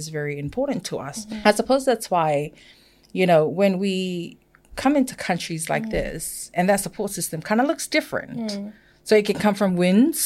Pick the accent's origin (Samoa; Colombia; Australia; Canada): Samoa; first language Samoan; English is a second language; moved away; I was born and raised in Samoa.